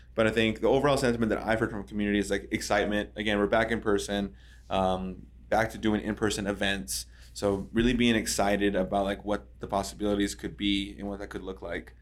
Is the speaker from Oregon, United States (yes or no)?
yes; Madras, Oregon, United States; also born or lived in Redmond, Oregon / San Francisco / North Dakota; now in Bend, United States; I grew up in this area. So, I'm from Madras, graduated as a white buffalo, right, born in Redmond.